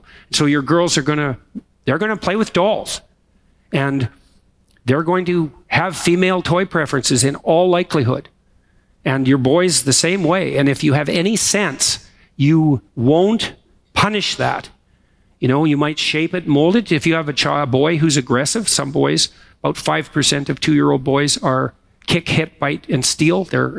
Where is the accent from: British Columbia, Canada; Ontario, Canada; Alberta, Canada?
Alberta, Canada; Yeah, you know, when I came here from Alberta, I had always wanted to come to Montreal.